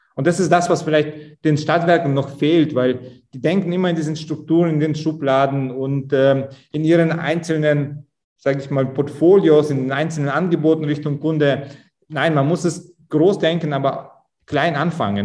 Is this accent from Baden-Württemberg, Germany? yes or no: no; Augsburg, Bavaria, Germany; Augsburg, wo ich herkomme